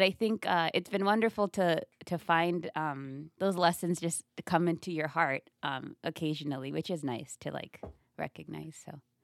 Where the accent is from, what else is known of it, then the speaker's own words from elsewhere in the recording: Kenya; also born or lived in upstate New York; now in United States; I was born in America, but I grew up mainly in, in Kenya, then I moved back to America